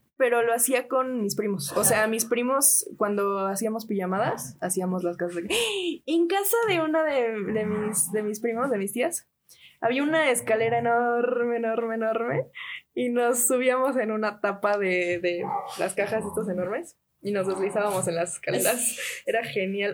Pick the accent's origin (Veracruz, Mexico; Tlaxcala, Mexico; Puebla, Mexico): Puebla, Mexico; estábamos en fraccionamiento no era como que el fraccionamiento más seguro de todo Puebla